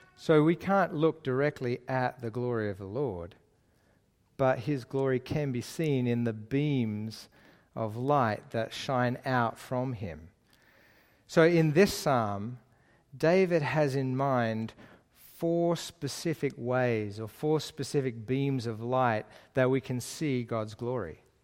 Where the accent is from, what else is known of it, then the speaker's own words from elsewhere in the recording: Lane Cove, New South Wales, Australia; moved away as an adult; also born or lived in Middle East; I actually grew up just down the road in Lane Cove, uh, which is my, my hometown area